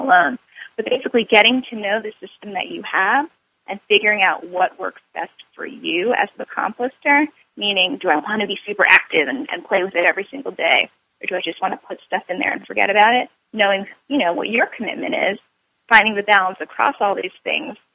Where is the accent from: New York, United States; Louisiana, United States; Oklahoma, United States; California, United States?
New York, United States; New York City; I'm a New Yorker.